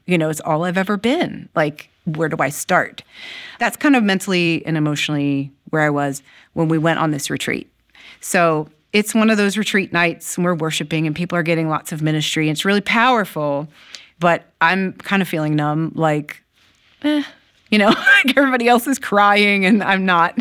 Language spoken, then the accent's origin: English; Maryland, United States; also born or lived in Ohio; I was eight years old and we moved from Ohio to Maryland